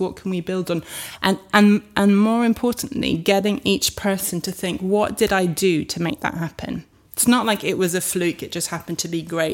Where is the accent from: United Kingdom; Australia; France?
France; moved away; I grew up in France